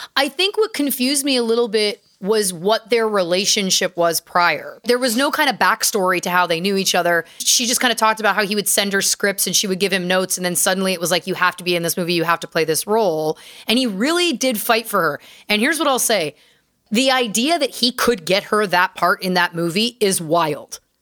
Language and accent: English; Canada; I'm Canadian and we're humble folk